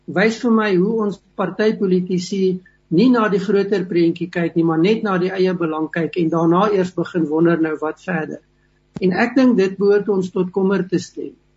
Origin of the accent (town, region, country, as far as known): South Africa